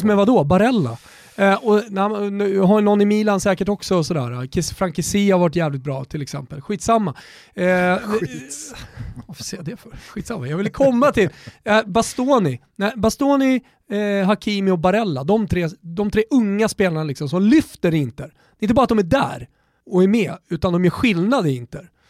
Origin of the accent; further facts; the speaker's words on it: Sweden; vi är svenskar